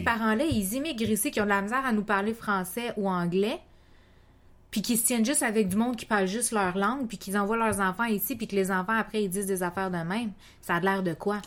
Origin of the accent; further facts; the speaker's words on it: Quebec, Canada; je suis deux cultures différentes, puis je suis née au Québec